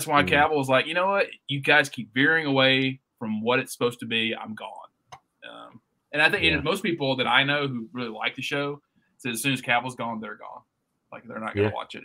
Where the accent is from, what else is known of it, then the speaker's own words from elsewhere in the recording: United States; as an American